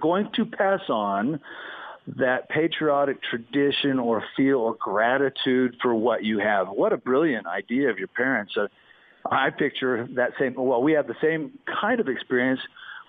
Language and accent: English; Wyoming, United States; born there; also born or lived in Boston; I was born in the West, and there is a difference between the West and the East. In fact, when I moved from Wyoming to Boston